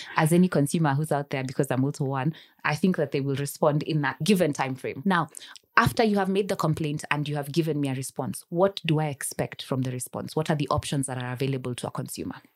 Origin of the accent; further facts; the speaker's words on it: Kenya; I am a Kenyan citizen